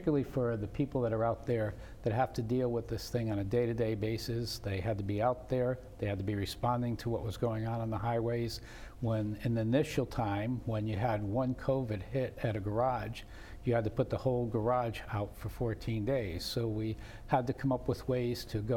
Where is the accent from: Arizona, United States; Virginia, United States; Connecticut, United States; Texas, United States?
Connecticut, United States; New Haven; I grew up in New Haven, did all my schooling in New Haven